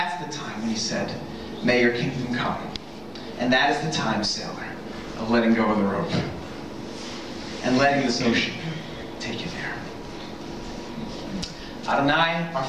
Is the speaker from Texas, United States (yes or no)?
no; New York, United States; now in Rhode Island, United States; I grew up in New York